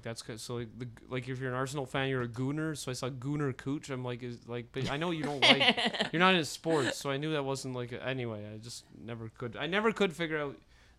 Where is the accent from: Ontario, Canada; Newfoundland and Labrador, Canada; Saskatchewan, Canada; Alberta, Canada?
Ontario, Canada; the Ottawa Valley; I'm from the Valley, but Deep River is the other side of the line.